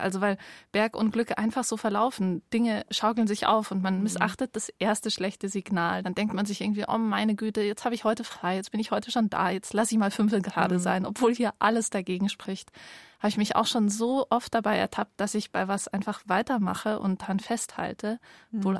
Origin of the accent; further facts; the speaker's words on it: Bavaria, Germany; also born or lived in Munich; ich bin nicht im Allgäu aufgewachsen, auch in Bayern